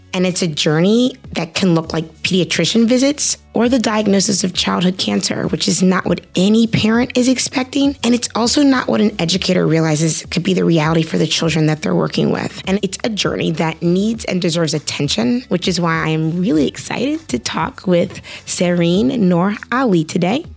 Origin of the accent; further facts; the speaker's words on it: Cincinnati, Ohio, United States; Cincinnati, which is my hometown